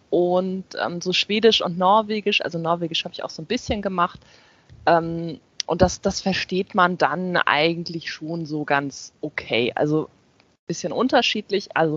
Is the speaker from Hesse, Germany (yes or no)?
no; Flensburg, Schleswig-Holstein, Germany; Weil ich in Hamburg lebe, ich komme aus Flensburg, ich bin halt zum Studium nach Hamburg gezogen